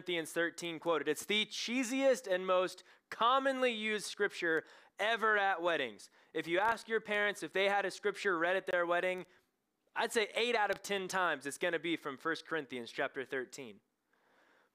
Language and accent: English; Knoxville, Tennessee, United States; I'm from Knoxville, Tennessee.